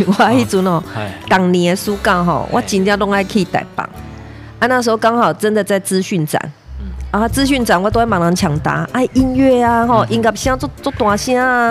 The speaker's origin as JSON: {"language": "Chinese", "region": "Pingtung County", "country": "Taiwan", "tie": "born or raised there", "moved": "as an adult", "said": "回来这一个，这个屏东，嗯，嗯，哈，我嗯。出生的地方，哈，嗯，来工作"}